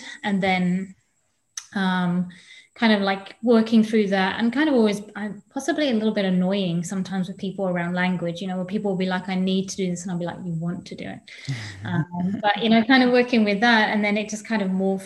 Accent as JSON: {"language": "English", "region": "England", "country": "United Kingdom", "tie": "born or raised there", "moved": "yes"}